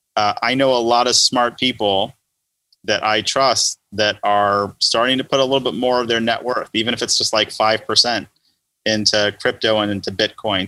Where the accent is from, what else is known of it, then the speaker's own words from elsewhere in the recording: Los Angeles, California, United States; growing up in Los Angeles